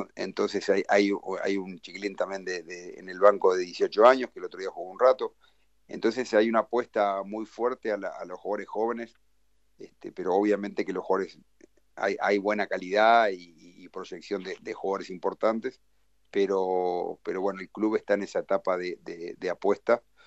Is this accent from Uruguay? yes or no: yes; Uruguay; moved away as an adult; also born or lived in Brazil; now in Porto Alegre, Brazil; el estar cerca de Uruguay eh, está bien, me, ayuda mucho a nivel familiar